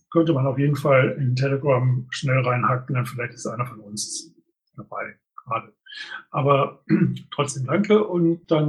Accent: Ratingen, North Rhine-Westphalia, Germany; sondern das ist ein traditioneller ähm, Event in Ratingen, meiner Heimatstadt.

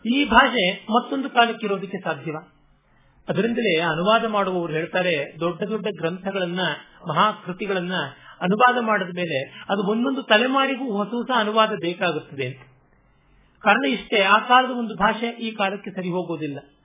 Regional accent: Kannadiga, Karnataka, India; ನಾವು ಕನ್ನಡಿಗರೆಲ್ಲ

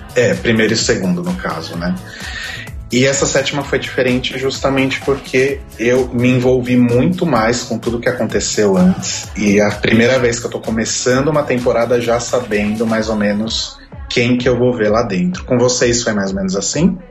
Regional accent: São Paulo, Brazil; sou paulistano

